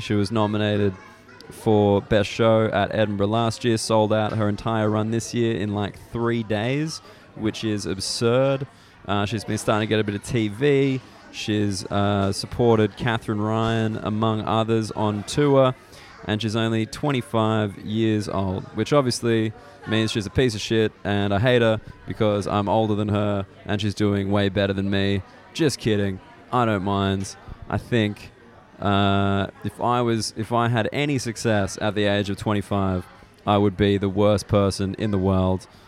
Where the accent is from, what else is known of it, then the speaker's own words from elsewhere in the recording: Australia; now in United Kingdom; I'm Australian